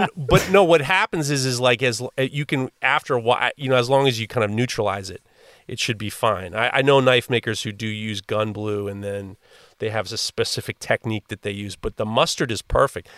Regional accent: New York City, New York, United States; I grew up in Manhattan in the in the late in the early 80s

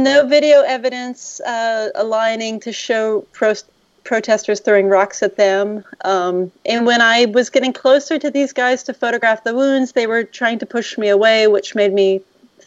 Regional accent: Canada; also born or lived in Europe; I'm Canadian

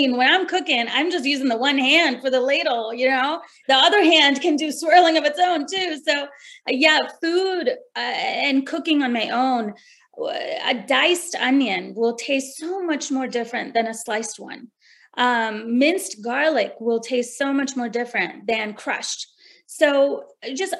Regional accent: New Delhi, Delhi, India; moved away; I was born and raised in New Delhi

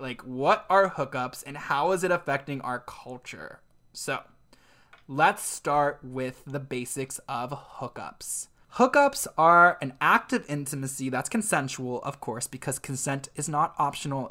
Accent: Ohio, United States; growing up in Ohio was even harder

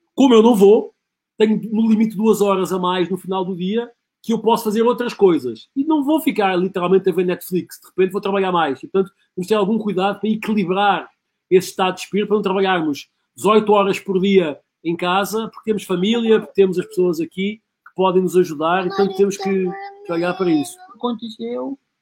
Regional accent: Portugal; moved away; sou, sou português com muito orgulho

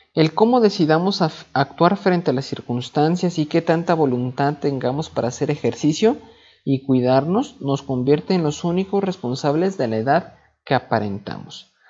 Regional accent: Mexico; Así somos los, mexicanos

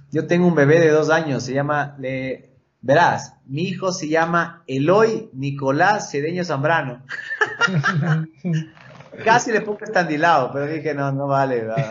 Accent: Quito, Pichincha, Ecuador; also born or lived in Chone, Manabí (family); mi familia es chonera. Yo ya nací en Quito, casi, casi nací en Manaví

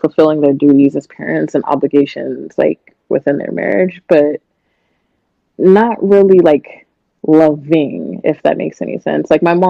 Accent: Portland, Oregon, United States; born there; now in Hillsboro, United States; I was born in Portland, raised kind of all over. I'm 28. I have an 8-year-old son, and we're living in Hillsboro, Beaverton area of Oregon right now.

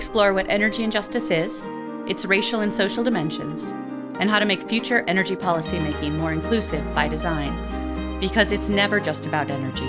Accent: Wisconsin, United States; So I am from Wisconsin

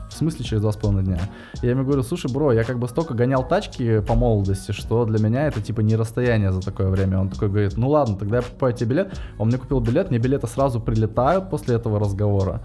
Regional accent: Novosibirsk, Novosibirsk Oblast, Russia; also born or lived in Moscow; now in United Kingdom; я из Москвы родом, но в 5 лет меня перевезли в Новосибирск. Я тогда сам еще мало чего решал по жизни. И в итоге я вырос в Новосибирске

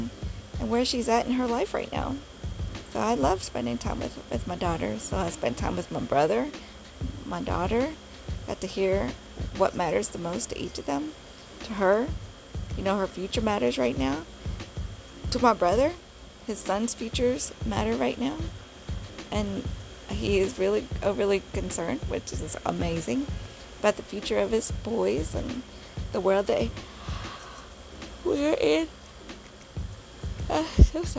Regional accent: Bowling Green, Kentucky, United States; in my hometown of Bowling Green, Kentucky

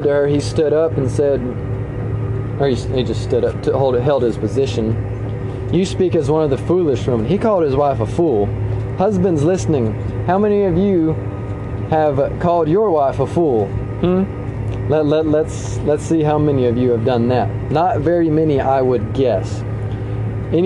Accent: United States; as an American people

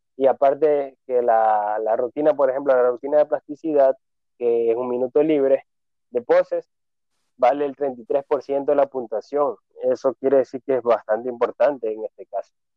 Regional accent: Ventanas, Los Ríos, Ecuador; also born or lived in Babahoyo; soy acá residente de la provincia de Los Ríos, en el cantón Ventanas.

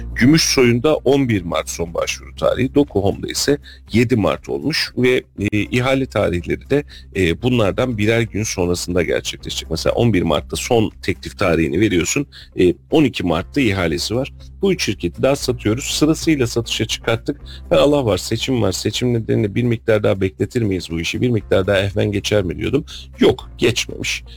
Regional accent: Kayseri Province, Turkey; biz Kayseri'nin Hakkari'yi nasıl görüyorsak

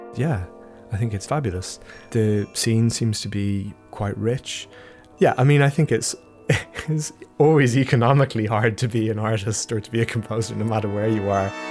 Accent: Ireland; being an Irish composer

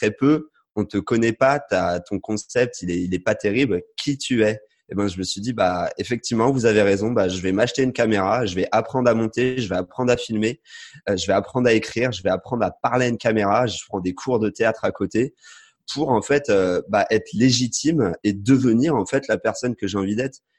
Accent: France; je suis français, j'ai un passeport français. Je suis issu d'une famille euh, classique. Enfin, je suis pas pauvre, mais je suis pas riche non plus.

